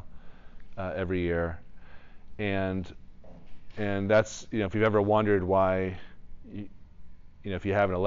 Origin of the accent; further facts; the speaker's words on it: Newton, Massachusetts, United States; moved away; I grew up in Newton, Massachusetts, 2 miles away from Boston College.